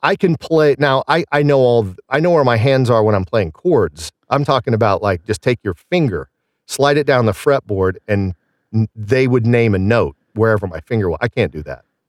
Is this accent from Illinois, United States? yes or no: yes; Southern Illinois, United States; accent: Southern; moved away as an adult; also born or lived in Scottsdale, Arizona / Pittsburgh; I grew up in Illinois